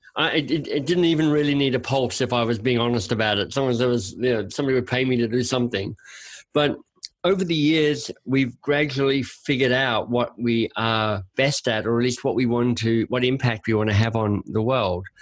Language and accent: English; Australia; moved away as an adult; also born or lived in Oxford, England / London, England / Boston, United States; now in Canada; I'm Australian by birth